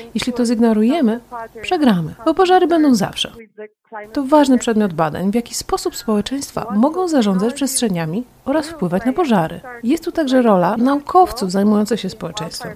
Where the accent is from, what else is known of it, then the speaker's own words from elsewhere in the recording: Spain; Urodziłam się w Hiszpanii